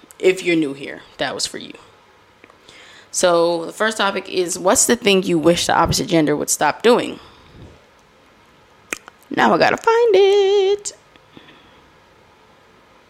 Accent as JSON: {"language": "English", "region": "Florida", "country": "United States", "accent": "Florida", "said": "I am from Florida."}